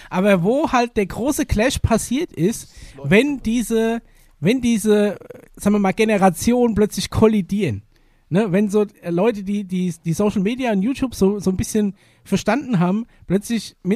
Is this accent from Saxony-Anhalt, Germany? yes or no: no; North Rhine-Westphalia, Germany; ja, das ist nur meine Meinung und ich komme aus dem Pott, da redet mir so.